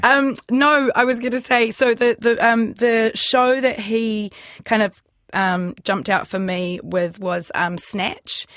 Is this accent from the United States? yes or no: no; New Zealand; us Kiwi actors